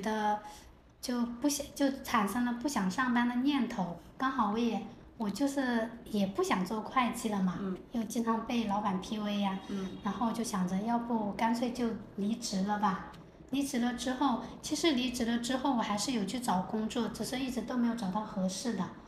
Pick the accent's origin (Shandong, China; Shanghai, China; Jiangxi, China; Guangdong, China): Jiangxi, China; Fengcheng; now in Shenzhen, China; 我的故乡是在江西丰城。嗯。我我现在是坐标在中国第一个经济特区彭城，也就是深圳啦